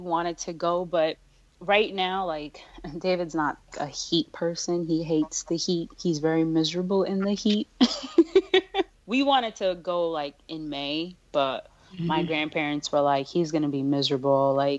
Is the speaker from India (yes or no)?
yes; India; I'm from India, and my family rolls deep. That's why you never want to have a wedding in India